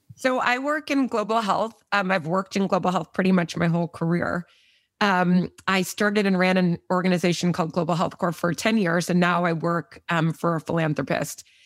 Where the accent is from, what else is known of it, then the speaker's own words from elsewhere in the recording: Austin, Texas, United States; also born or lived in Midland, Texas; We grew up in Austin for middle school and high school.